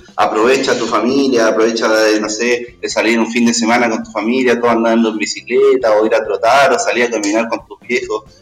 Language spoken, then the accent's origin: Spanish; Chile; como chilenos, como sociedad